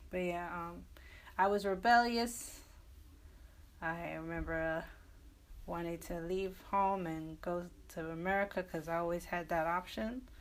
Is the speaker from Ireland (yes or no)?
no; England, United Kingdom; Well, I mean, I grew up in England. I also went to an all girls school